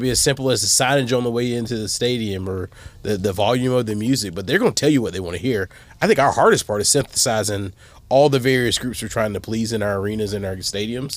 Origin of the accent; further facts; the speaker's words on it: the South, United States; moved away as an adult; also born or lived in Texas; now in Toledo, United States; growing up in the South